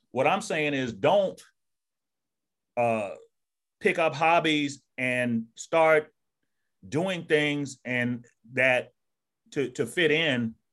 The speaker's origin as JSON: {"language": "English", "region": "Georgia", "country": "United States", "tie": "born or raised there", "said": "this is not how I spoke when I was a, a young man growing up in Georgia. I, I used a lot of slang. Yeah. You know, from the South, man."}